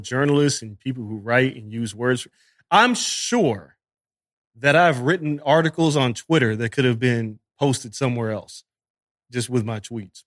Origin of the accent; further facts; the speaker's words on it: Las Vegas, Nevada, United States; moved away as an adult; now in New York, United States; I'm from Vegas